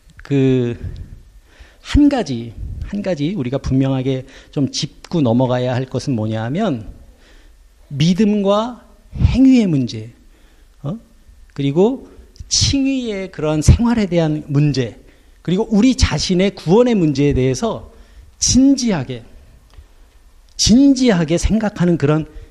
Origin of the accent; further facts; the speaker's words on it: South Korea; now in Luxembourg; 우리는 한국인으로서 살고 있고